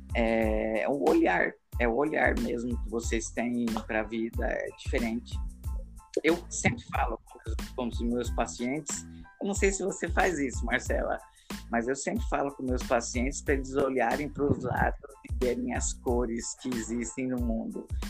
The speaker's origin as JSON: {"language": "Portuguese", "region": "Paraná", "country": "Brazil", "tie": "born or raised there", "also_born_or_lived": "Europe / Rio Grande do Norte", "moved": "yes", "lives_now": "Natal, Brazil", "said": "Eu nasci no Paraná, também moro no Rio Grande do Norte agora. Morei na Europa 10 anos."}